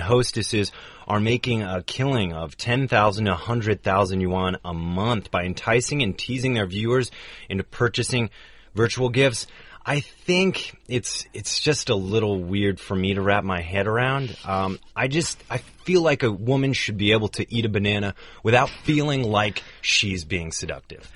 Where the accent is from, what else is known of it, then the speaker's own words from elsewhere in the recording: United States; as an American in the U.S.